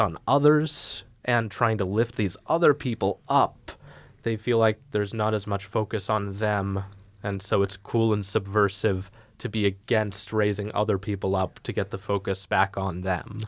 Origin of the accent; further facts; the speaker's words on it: United States; We're American